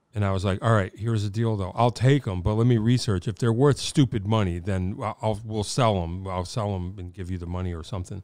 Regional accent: Wallingford, Connecticut, United States; I grew up in Wallingford.

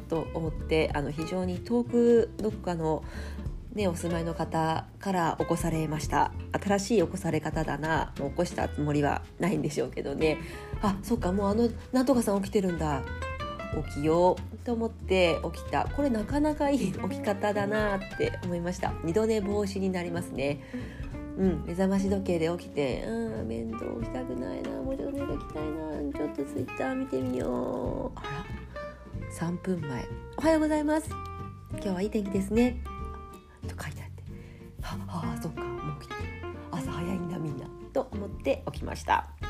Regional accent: Japan; also born or lived in Fukuoka / Kumamoto; now in Tokyo, Japan; 地元が福岡と熊本

